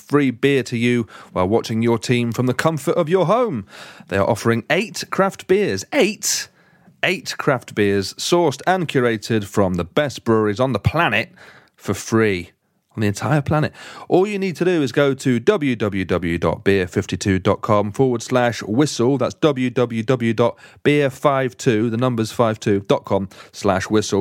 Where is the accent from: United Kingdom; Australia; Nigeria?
United Kingdom; Derby, East Midlands; moved away; God's own country. My hometown, famously.